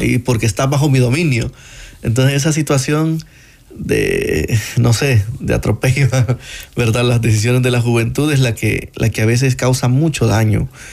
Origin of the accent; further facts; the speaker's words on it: San Juan Opico, La Libertad, El Salvador; yo soy de San Juan Opico, eh, eh, San Juan Evangelista Opico